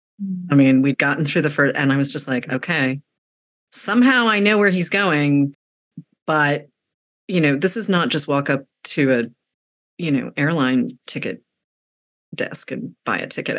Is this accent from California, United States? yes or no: no; Massachusetts, United States; I grew up in Massachusetts.